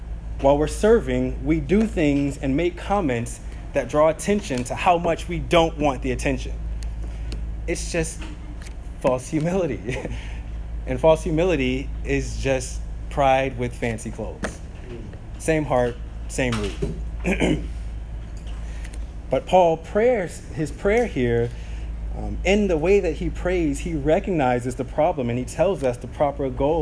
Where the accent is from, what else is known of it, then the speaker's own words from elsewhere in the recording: St. Petersburg, Florida, United States; as kids growing up in South St. Pete